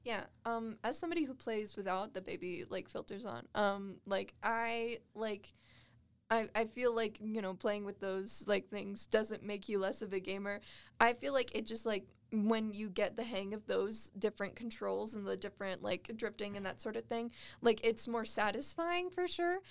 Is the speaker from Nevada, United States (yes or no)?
yes; Las Vegas, Nevada, United States; now in Cedar City, United States; I grew up in Vegas